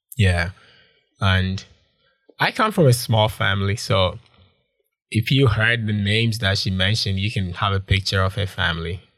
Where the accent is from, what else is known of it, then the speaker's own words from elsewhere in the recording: Konongo, Ashanti, Ghana; moved away as an adult; also born or lived in Kumasi / Accra; now in Changchun, China; I'm from Ghana, West Africa, and I grew up in a lot of places. I grew up in Kumasi, I grew up in Accra, but I was born in a town called Konongo.